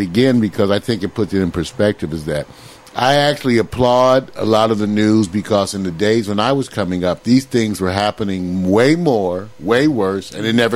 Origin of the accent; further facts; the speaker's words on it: United States; I grew up in America